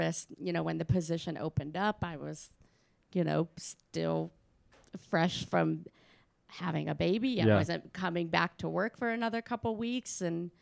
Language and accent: English; Cleveland, Ohio, United States; moved away as an adult; also born or lived in Kent, Ohio; now in Tennessee, United States; I'm from Cleveland, Ohio